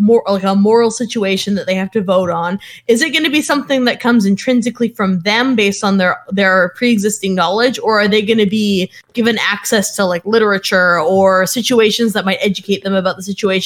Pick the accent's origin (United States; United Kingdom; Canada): Canada; West Coast; Oh, I mean, I'm Canadian, so this is hard for me.